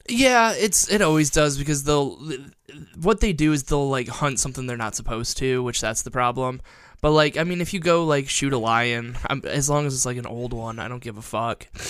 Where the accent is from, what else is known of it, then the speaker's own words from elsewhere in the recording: Perrysburg, Ohio, United States; I'm from Perrysburg, which, like, there were, like, three black people I graduated high school